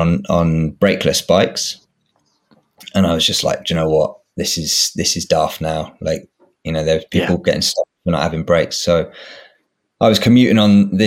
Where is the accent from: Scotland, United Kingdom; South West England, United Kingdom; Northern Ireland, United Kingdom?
South West England, United Kingdom; Swindon; now in London, United Kingdom; I grew up in Swindon